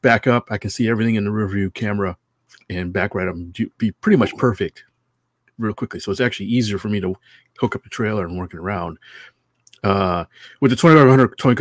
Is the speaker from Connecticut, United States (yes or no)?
yes; Connecticut, United States; now in California, United States; I'm from Connecticut. I have a lot of family there